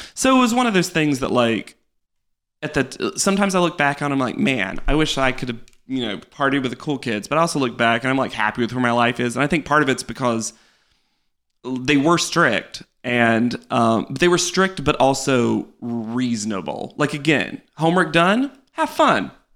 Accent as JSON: {"language": "English", "region": "North Carolina", "country": "United States", "tie": "born or raised there", "moved": "as an adult", "lives_now": "New York, United States", "said": "I grew up in North Carolina my entire life."}